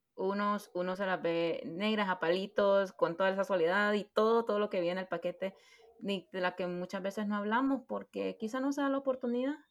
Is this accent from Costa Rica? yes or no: no; Honduras; moved away as an adult; yo siempre sentí de que no iba a regresar a Honduras en el sentido de vivir